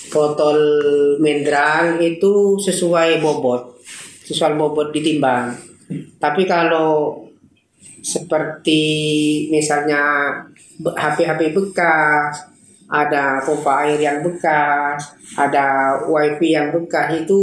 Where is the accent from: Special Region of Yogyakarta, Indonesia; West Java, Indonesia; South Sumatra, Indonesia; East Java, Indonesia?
East Java, Indonesia; now in Surabaya, Indonesia; Saya berasal dari Madura bisa dikatakan, tapi berdomisili di Surabaya sekarang.